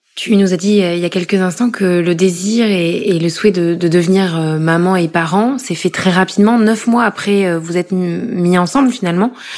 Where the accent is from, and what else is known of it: Corrèze, Nouvelle-Aquitaine, France; moved away as an adult; now in Paris, France